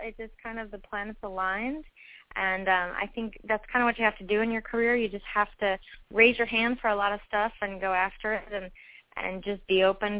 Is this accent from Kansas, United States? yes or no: no; Florida, United States; also born or lived in San Francisco, California; now in Washington, D.C., United States; But I was born in San Francisco but grew up in Florida, so I like warm weather. And living in D.C. now